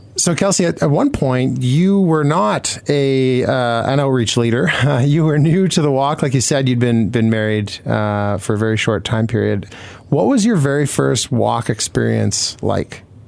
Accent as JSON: {"language": "English", "region": "Manitoba", "country": "Canada", "tie": "born or raised there", "said": "I grew up in Manitoba"}